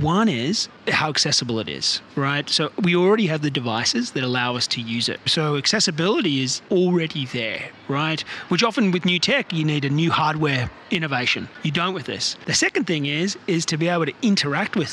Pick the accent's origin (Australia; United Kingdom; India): Australia; now in Bay Area, United States; I live in the Bay Area, California, so immersed in tech, and I'm originally from Australia. You can probably hear from my accent